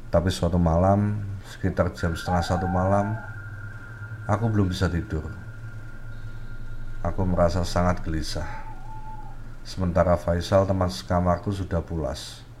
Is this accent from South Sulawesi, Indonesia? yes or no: no; Madiun, East Java, Indonesia; now in Malang, Indonesia; Oh ya, aku berasal dari Madiun, Jawa Timur.